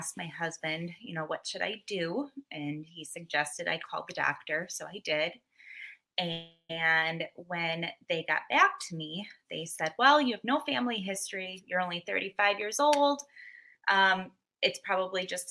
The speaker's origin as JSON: {"language": "English", "town": "Muskego", "region": "Wisconsin", "country": "United States", "said": "I am from Muskego, Wisconsin"}